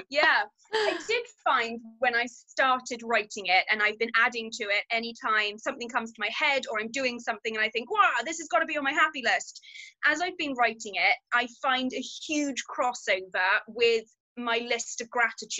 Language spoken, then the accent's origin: English; England, United Kingdom; moved away as an adult; now in Wales, United Kingdom; I am English. I have been living in Wales probably about 10 years now. And I live out in the green, green valleys.